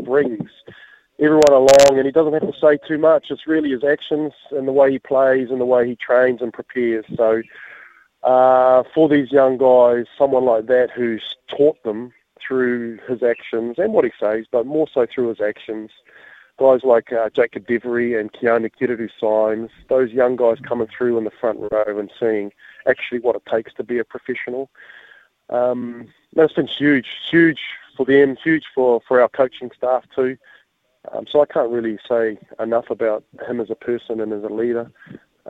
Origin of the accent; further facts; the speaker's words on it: Auckland, New Zealand; now in Hawke's Bay, New Zealand; I'm born and bred in Henderson and West Auckland, and Hawke's Bay's my home now